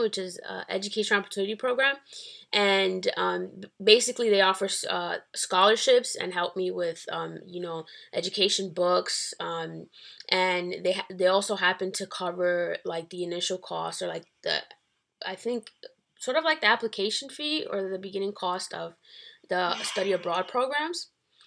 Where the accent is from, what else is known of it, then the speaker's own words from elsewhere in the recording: Dominican Republic; now in Bronx, United States; I was born in the Dominican Republic, and I live in the Bronx. I've been living in the Bronx for about, I think, 13 years or 10 years